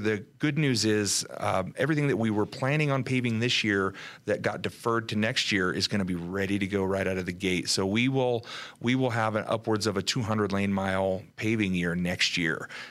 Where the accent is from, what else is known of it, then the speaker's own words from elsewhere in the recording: Southern California, United States; moved away; we're originally from Southern California